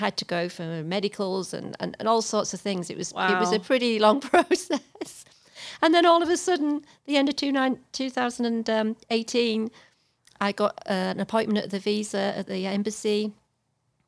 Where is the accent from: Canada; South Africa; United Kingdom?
United Kingdom; England; moved away as an adult; now in Texas, United States; As English person